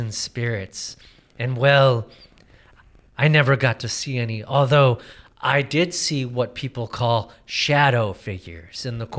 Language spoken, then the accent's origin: English; Parma, Ohio, United States; where I grew up in Cleveland